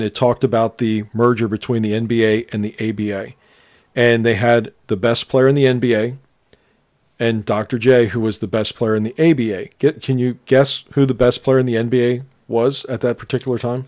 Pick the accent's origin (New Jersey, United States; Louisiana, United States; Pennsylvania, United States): Pennsylvania, United States; Philadelphia; we grew up in around Philadelphia